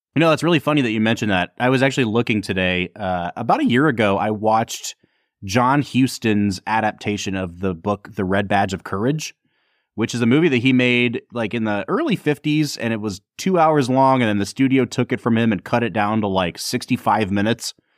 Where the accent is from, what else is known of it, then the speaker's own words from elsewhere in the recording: United States; I'm an American